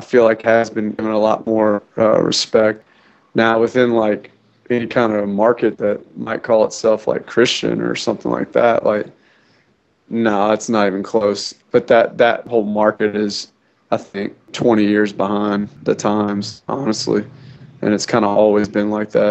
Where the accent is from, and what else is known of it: New Orleans, Louisiana, United States; born or raised there; moved away